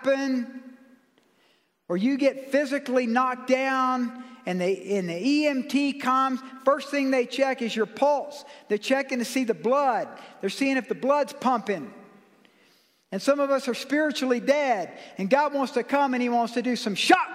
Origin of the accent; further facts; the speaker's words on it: United States; I must be a Christian because I'm an American